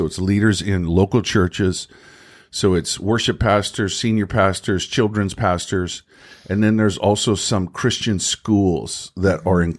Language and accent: English; Ireland; Yeah, I'm from Ireland.